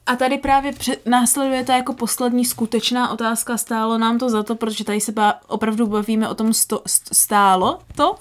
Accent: Moravia, Czechia; jako správní Moraváci

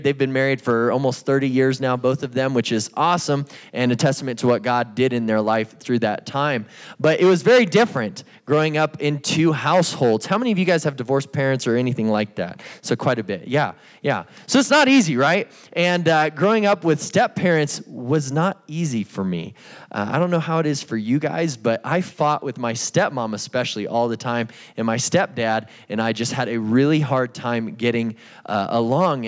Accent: Albuquerque, New Mexico, United States; I grew up in Albuquerque, New Mexico, right over here in the East Mountains.

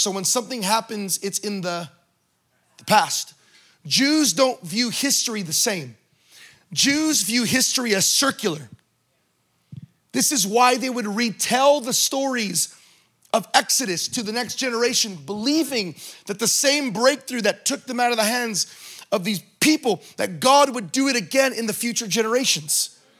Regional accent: California, United States; That's not the California I grew up in.

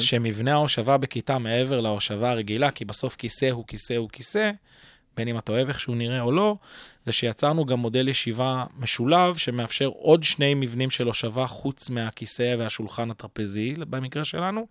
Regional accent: Kfar Saba, Central District, Israel; אני בוגר בית חינוך גלילי בכפר סבא

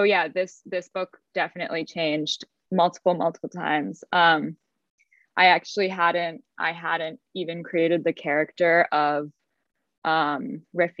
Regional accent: United States; as an American

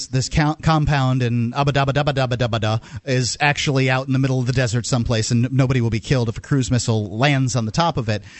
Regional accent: Southern United States, United States; accent: country; We use the country accent because we're from the South.

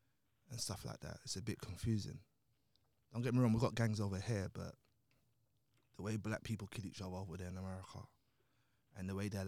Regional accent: Nigeria; now in London, United Kingdom; because look, I'm from Nigeria to London, so it didn't really affect me.

